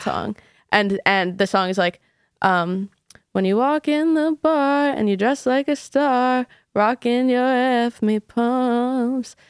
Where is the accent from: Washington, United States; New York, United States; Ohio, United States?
New York, United States; New York City; I grew up in New York City